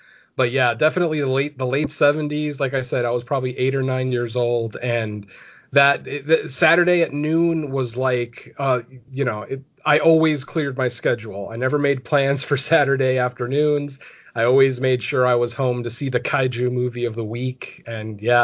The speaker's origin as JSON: {"language": "English", "region": "Connecticut", "country": "United States", "tie": "born or raised there", "said": "I grew up in Connecticut"}